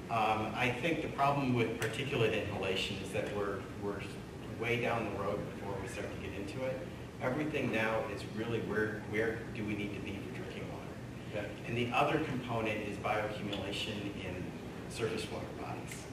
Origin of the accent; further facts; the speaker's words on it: Michigan, United States; I grew up near Saginaw Bay